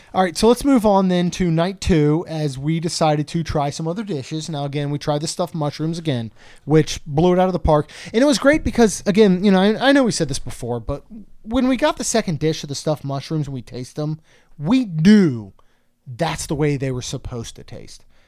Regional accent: Maryland, United States; growing up in Maryland

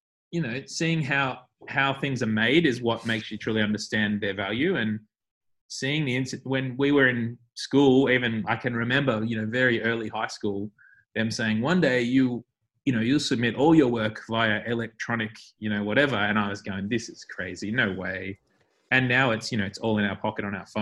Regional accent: Melbourne, Victoria, Australia; my friends who I grew up with in West Meadows were like especially special, because I feel like we shared that, you know, we were from that suburb.

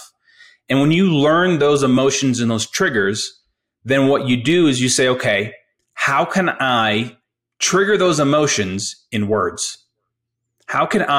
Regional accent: Colorado, United States; I'm from Colorado, not from, but I grew up in Colorado, basically went to CU Boulder

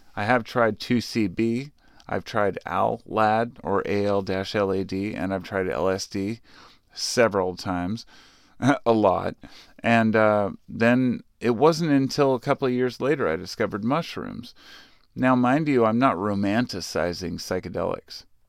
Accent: Portland, United States; I lived in Portland. Well, I grew up in the Portland area.

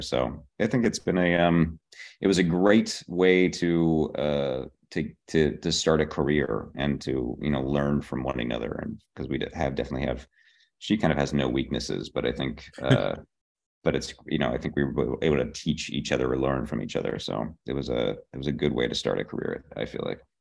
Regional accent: Pittsburgh, Pennsylvania, United States; moved away as an adult; also born or lived in Boston; I am from Pittsburgh, Pennsylvania. I grew up there.

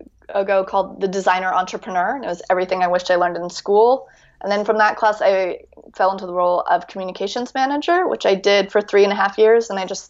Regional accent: United States; now in France; Because it's actually the fact that I'm American living in France.

